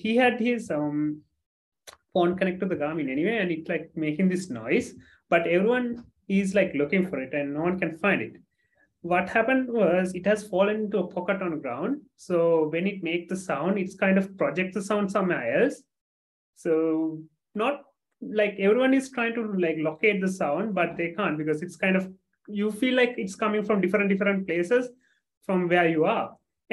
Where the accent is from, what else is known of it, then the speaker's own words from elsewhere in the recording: Sri Lanka; I'm from Sri Lanka, small country just below India